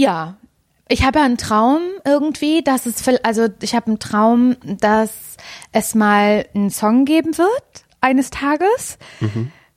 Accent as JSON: {"language": "German", "town": "Parchim", "region": "Mecklenburg-Vorpommern", "country": "Germany", "said": "ich komme aus Parchim"}